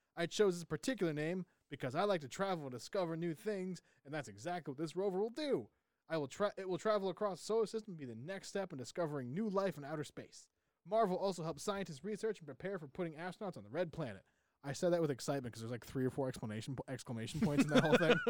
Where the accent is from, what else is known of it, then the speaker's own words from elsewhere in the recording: New England, United States; We're from New England.